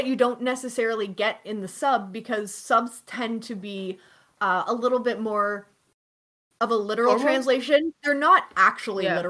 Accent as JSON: {"language": "English", "country": "Canada", "said": "I'm Canadian"}